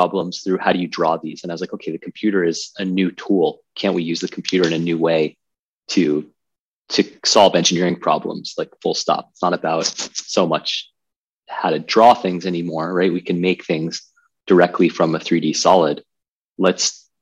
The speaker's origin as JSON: {"language": "English", "region": "Connecticut", "country": "United States", "tie": "born or raised there", "said": "I grew up in Connecticut, about 45 minutes outside of New York City"}